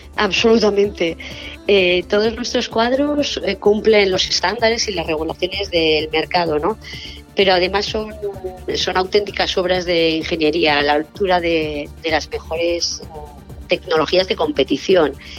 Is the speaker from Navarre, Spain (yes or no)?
no; Basque Country, Spain; todos somos del País Vasco